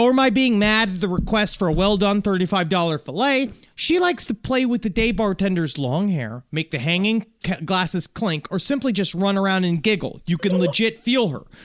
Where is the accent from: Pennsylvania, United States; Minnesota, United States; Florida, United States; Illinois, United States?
Illinois, United States; Chicago; But I'm from Chicago. I'm from Chicagoland and now working at this fine establishment.